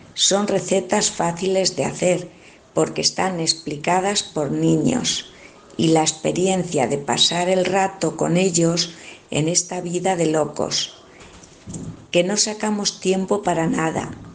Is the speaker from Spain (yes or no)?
yes; Villarejo de Salvanés, Community of Madrid, Spain; mi pueblo, Villarejo de Salvanés